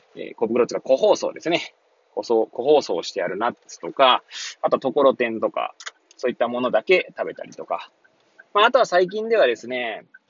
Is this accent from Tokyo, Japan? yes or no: yes; Hachioji, Tokyo, Japan; moved away as an adult; now in Kamaishi, Japan; この番組は八王子生まれ